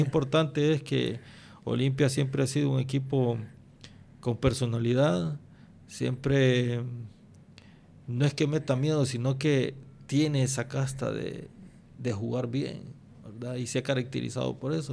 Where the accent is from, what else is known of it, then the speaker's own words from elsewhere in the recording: Honduras; uno como hondureño